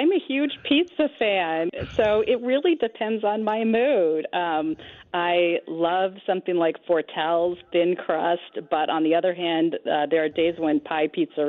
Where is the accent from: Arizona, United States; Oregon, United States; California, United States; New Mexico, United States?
California, United States; also born or lived in Hawaii; now in St. Louis, United States; I'm originally from California, but okay. I moved to St. Louis from Hawaii, actually, and really never looked back.